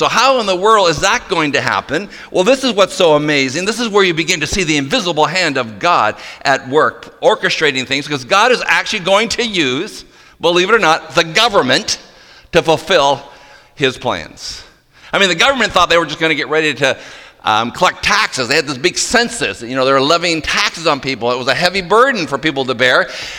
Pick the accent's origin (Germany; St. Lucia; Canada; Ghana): Canada; Moncton, New Brunswick; I was born in Moncton, New Brunswick